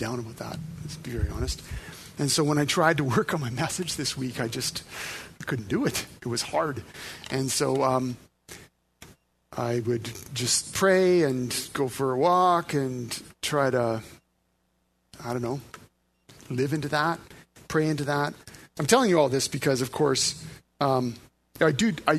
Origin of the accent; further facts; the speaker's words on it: Northern Alberta, Canada; I was raised in Northern Alberta.